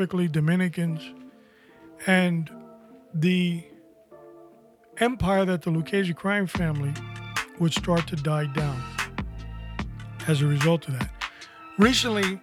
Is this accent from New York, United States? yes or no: yes; New York City, New York, United States; accent: New York; moved away as an adult; I was from New York. I was born there, and I did grow up in Corona